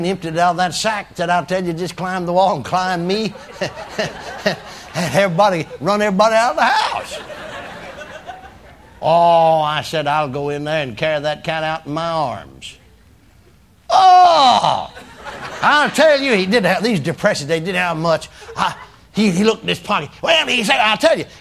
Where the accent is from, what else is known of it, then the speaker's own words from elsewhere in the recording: McKinney, Texas, United States; My hometown, McKinney